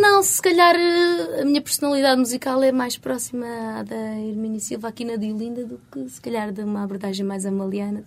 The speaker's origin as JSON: {"language": "Portuguese", "country": "Portugal", "accent": "Portuguese", "said": "meu sotaque português"}